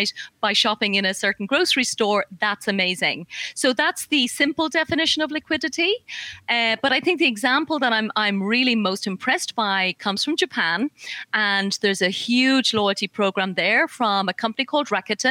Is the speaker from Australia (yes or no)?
no; Ireland; accent: Irish; I'm Irish. I don't know if the accent's coming through